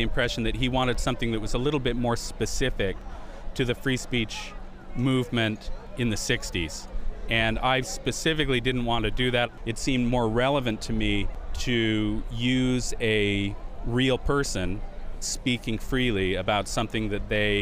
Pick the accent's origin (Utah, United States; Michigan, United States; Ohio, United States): Utah, United States; I grew up in Utah